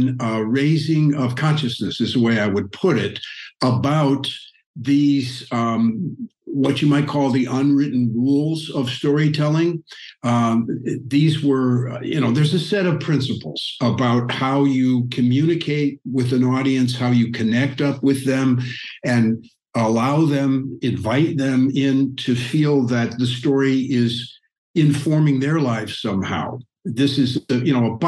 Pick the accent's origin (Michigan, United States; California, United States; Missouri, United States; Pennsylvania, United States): Missouri, United States; moved away; I grew up in the Midwest on a farm